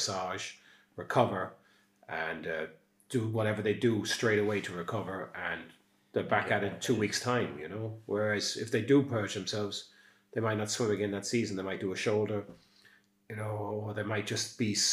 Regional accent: Castledermot, Leinster, Ireland; now in Skibbereen, Ireland; I come from Castlelermot, which is just outside Dublin and really easy to get

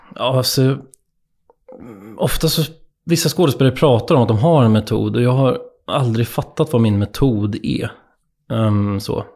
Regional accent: Nyköping, Södermanland, Sweden; moved away as an adult; när jag flyttade hemifrån från Nyköping

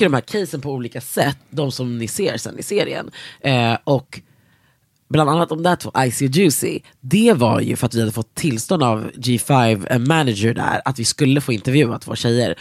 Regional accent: Sweden; oss jävla svennar i, sitter i Norden

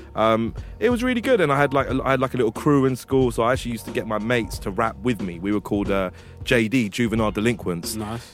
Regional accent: Hounslow, London, United Kingdom; I'm from Hounslow

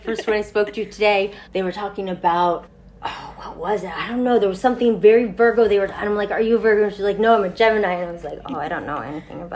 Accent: Montreal, Quebec, Canada; I grew up in Montreal, so I snowshoed to school.

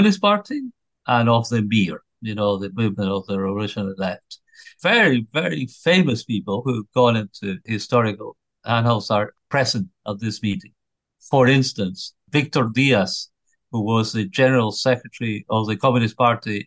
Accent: Curicó, Maule, Chile; moved away; also born or lived in Santiago; visiting my family in my hometown of Curicó.

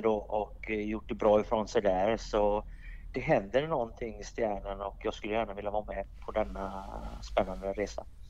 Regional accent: Gothenburg, Västra Götaland, Sweden; moved away as an adult; also born or lived in Davos, Switzerland; now in Switzerland; Jag är ursprungligen från Göteborg i Sverige

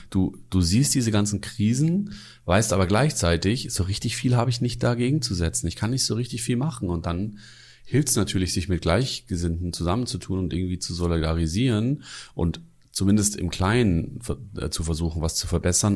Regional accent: Munich, Bavaria, Germany; moved away; ich komme aus München

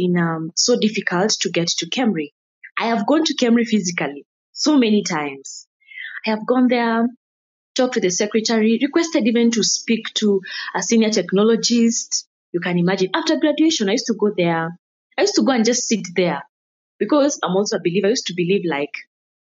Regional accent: Nairobi, Kenya; the environment I grew up in Kayole, and the environment had not yet embraced education

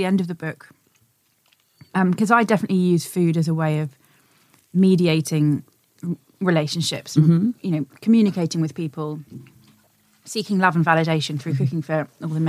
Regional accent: Suffolk, East of England, United Kingdom; now in London, United Kingdom; I grew up in a rural area

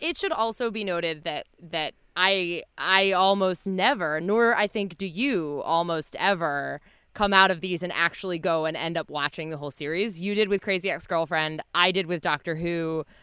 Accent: New Jersey, United States; growing up in New Jersey

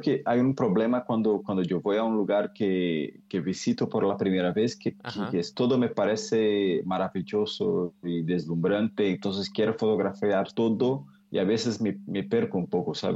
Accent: Cássia, Minas Gerais, Brazil; Spanish is a second language; Yo crecí, yo nací crecí en un pueblo, una ciudad muy pequeña con 18 mil habitantes que se llama Casia. Es como el interior de, de Brasil

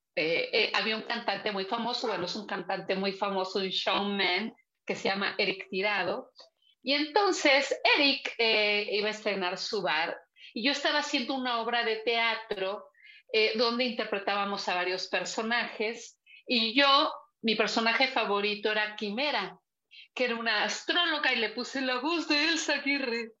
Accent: Puebla, Mexico; also born or lived in Teziutlán, Puebla / Zacapoaxtla, Puebla / San Pedro Cholula, Puebla; pero desde los cuatro años yo vivo en Puebla, ah, aquí en Puebla

